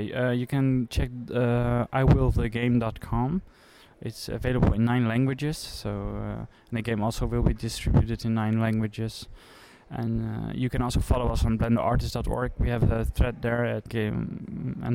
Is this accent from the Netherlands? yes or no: yes; Netherlands; I'm from the Netherlands. I'm 28 years old.